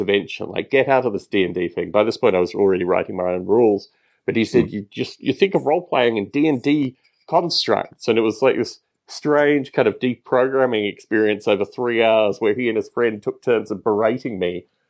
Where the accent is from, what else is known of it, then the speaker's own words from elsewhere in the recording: Australia; a boy growing up in Australia